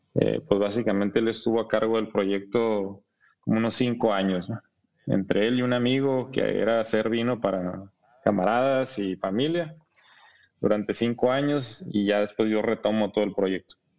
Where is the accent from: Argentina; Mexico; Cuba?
Mexico; Ensenada, Baja California; also born or lived in Monterrey; soy de Ensenada